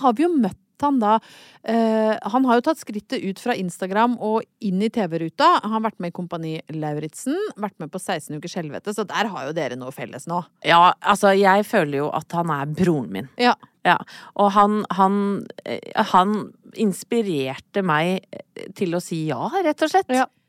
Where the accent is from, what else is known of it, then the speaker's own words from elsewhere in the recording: Brøttum, Innlandet, Norway; Jeg er jo fra Brøttum